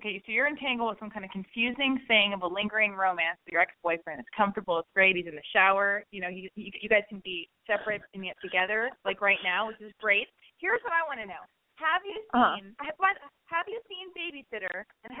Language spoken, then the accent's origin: English; Los Angeles, California, United States; which is maybe because I was born and raised in Los Angeles